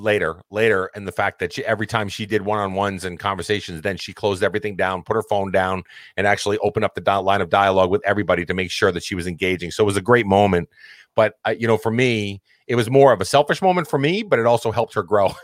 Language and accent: English; Massachusetts, United States; I'm from Massachusetts, we all spoke our mind